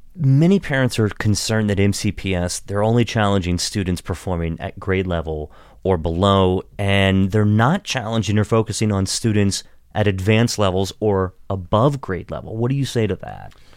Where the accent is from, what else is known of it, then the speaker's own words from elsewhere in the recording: Washington County, Western Maryland, United States; also born or lived in Pittsburgh, Pennsylvania; I grew up in Western Maryland in Washington County